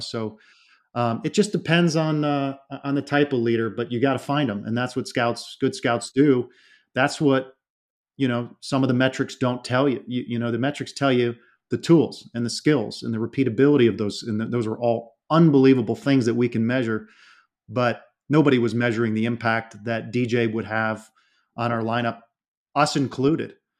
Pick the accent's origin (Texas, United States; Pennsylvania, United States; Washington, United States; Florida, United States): Florida, United States; South; I grew up in South Florida